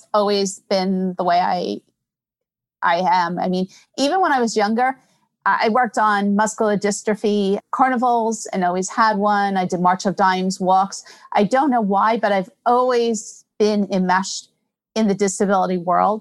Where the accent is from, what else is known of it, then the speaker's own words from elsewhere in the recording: New York, United States; I'm born and bred in New York